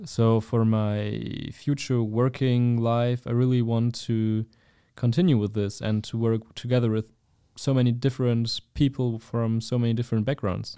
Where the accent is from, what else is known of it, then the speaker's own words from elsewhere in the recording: Germany; I'm from Germany, and we also have a lot of different cultures in Germany